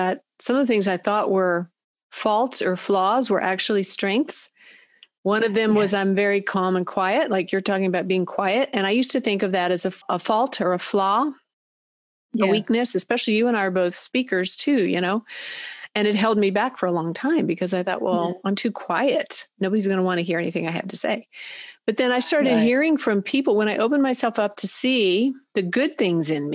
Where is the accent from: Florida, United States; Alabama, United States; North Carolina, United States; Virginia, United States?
Virginia, United States; Christiansburg; from Christiansburg, Virginia